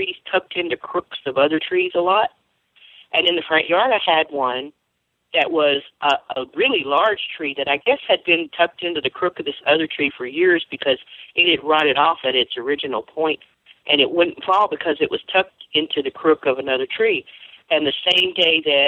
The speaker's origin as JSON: {"language": "English", "region": "Louisiana", "country": "United States", "tie": "born or raised there", "said": "I grew up in Louisiana. We grew up hearing Bigfoot stories a lot"}